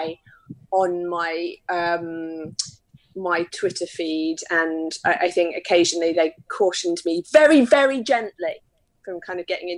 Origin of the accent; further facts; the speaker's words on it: United Kingdom; I'm very British